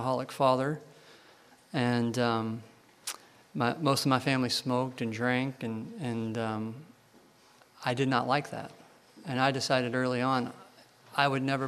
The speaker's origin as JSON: {"language": "English", "town": "Louisville", "region": "Kentucky", "country": "United States", "tie": "born or raised there", "said": "I grew up in Kentucky, Louisville, Kentucky"}